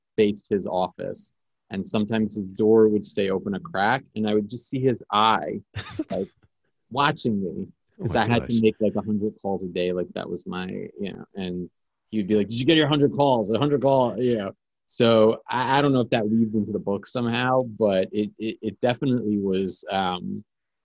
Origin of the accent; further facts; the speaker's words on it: New York City, New York, United States; I grew up in New York City. I've lived here my whole life.